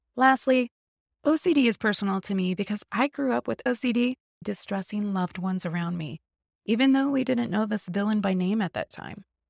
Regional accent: Midwest, United States; moved away as an adult; also born or lived in West Coast; I grew up in the Midwest

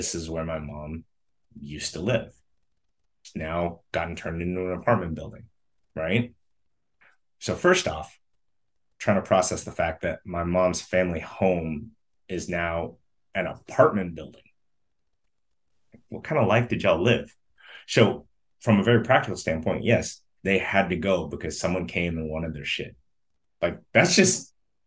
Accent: United States; also born or lived in Vietnam; I was born here

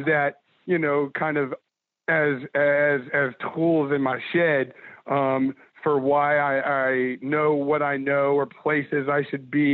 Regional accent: Dallas, Texas, United States; moved away; I'm from Dallas. I'm a big Rangers fan.

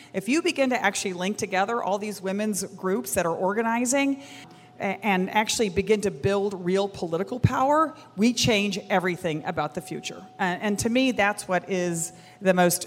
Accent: Texas, United States; I'm a Texan

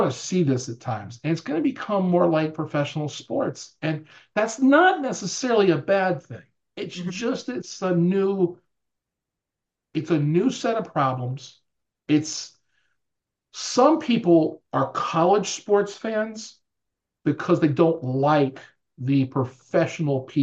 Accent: New Orleans, Louisiana, United States; moved away; It's my hometown team

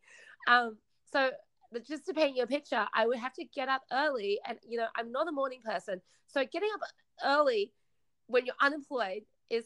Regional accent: Australia; also born or lived in China; my parents and I, we immigrated from China to Australia when I was 8

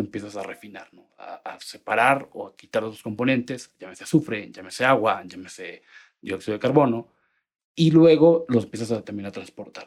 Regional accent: Monterrey, Nuevo León, Mexico; moved away as an adult; now in Mexico City, Mexico; soy de Monterrey, aunque ya llevo tres años y medio viviendo acá en Ciudad de México

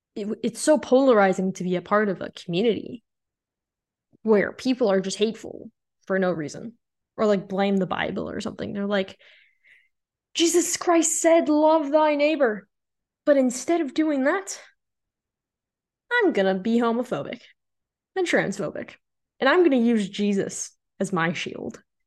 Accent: Illinois, United States; moved away as an adult; also born or lived in Nebraska; I've called Illinois my home for my entire life.

